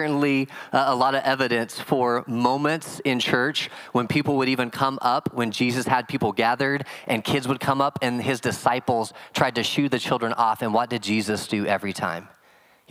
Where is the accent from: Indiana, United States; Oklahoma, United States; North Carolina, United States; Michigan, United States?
Oklahoma, United States; I'm from Oklahoma